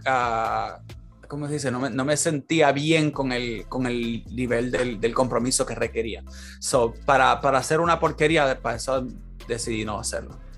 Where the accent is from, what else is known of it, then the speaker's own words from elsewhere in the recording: Puerto Rico; moved away as an adult; now in California, United States; yo con la mentalidad que yo tengo de Puerto Rico